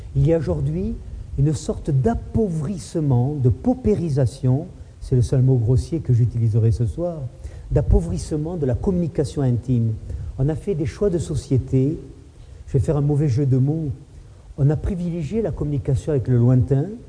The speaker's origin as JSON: {"language": "French", "town": "Toulouse", "region": "Occitania", "country": "France", "tie": "born or raised there", "said": "moi aussi je suis né à Toulouse. Moi je me suis baigné dans la Garonne il y a 50 ans, 55 ans."}